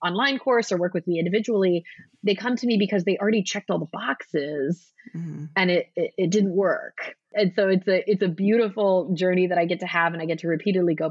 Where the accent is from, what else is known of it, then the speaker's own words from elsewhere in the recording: Southern California, United States; I'm from Southern California